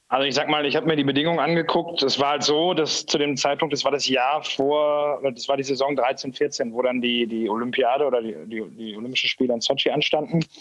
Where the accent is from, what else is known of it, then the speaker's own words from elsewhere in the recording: Essen, North Rhine-Westphalia, Germany; moved away as an adult; now in Ingolstadt, Germany; man hört es ja sicherlich, dass ich kein, kein Bayer bin. Ähm, ich bin gebürtiger Essener, ähm, habe da mit drei Jahren mit dem Eishockeyspielen angefangen, war da im Nachwuchs